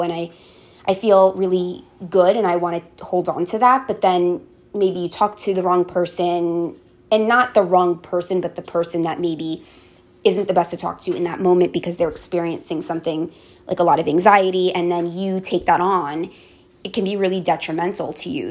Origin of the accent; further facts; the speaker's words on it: Tenafly, New Jersey, United States; growing up in Tenafly, New Jersey, it's a very affluent neighborhood